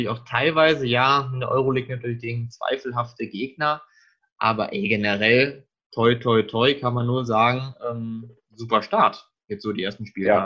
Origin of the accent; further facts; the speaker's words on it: Frankfurt, Hesse, Germany; da müssen natürlich wir beide als Frankfurter ja eigentlich auch noch was zu sagen.